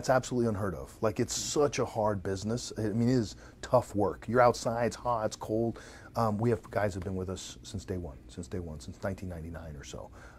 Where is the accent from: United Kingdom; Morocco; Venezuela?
Venezuela; And by the way, I grew up in Venezuela, a third world country, right?